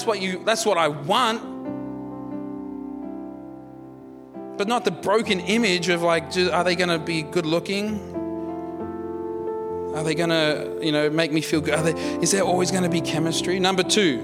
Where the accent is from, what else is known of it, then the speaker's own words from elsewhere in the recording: India; I'm an Indian